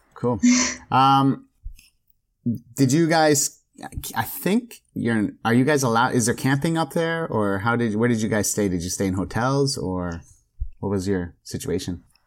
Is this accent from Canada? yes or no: yes; Canada; as a Canadian.